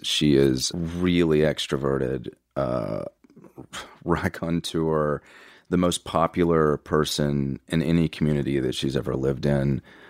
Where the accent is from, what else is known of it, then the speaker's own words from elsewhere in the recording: Texas, United States; So I'm from Texas.